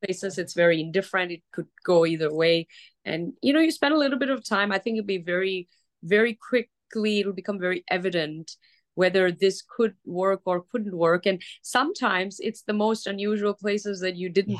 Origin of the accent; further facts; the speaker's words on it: Dubai, United Arab Emirates; now in Los Angeles, United States; I grew up in Dubai and it was just coming up at that time